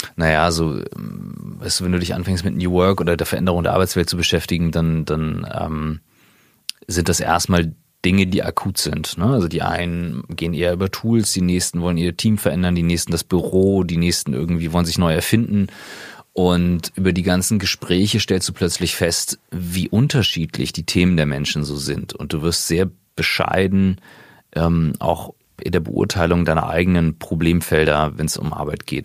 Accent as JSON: {"language": "German", "town": "Kiel", "region": "Schleswig-Holstein", "country": "Germany", "tie": "born or raised there", "also_born_or_lived": "St. Gallen", "moved": "yes", "said": "gebürtiger Kieler"}